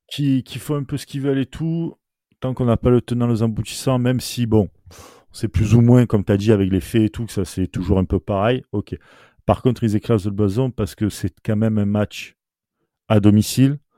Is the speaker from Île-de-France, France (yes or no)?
no; Marseille, Provence-Alpes-Côte d'Azur, France; rien que par rapport à la symbolique, parce qu'on est Marseillais. Et même sans dire Marseillais.